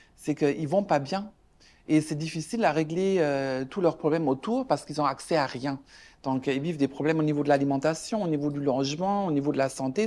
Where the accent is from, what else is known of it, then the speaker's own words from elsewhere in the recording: Germany; now in Canada; moi je suis allemande de ma maman et de belge du côté de mon père